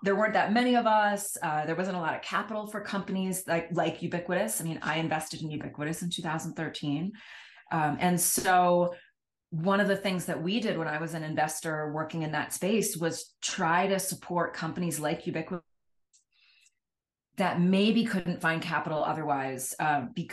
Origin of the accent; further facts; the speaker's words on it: Washington, District of Columbia, United States; moved away; I grew up on the East Coast in the Washington, D.C. area